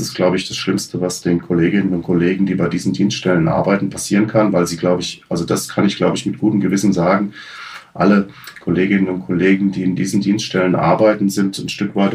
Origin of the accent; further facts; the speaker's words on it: Hesse, Germany; ich komme aus Hessen, wir in Hessen haben seit 2006 einen sogenannten Direkteinstieg Kriminalpolizei.